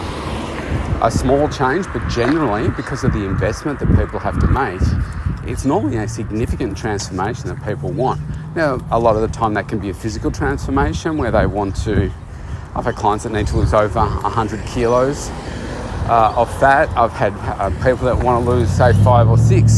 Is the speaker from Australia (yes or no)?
yes; Australia; my home country here, Australia